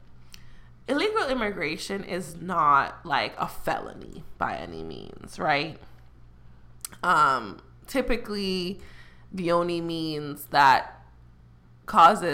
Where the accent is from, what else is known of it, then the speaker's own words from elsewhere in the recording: Jamaica; I'm very prideful about being Jamaican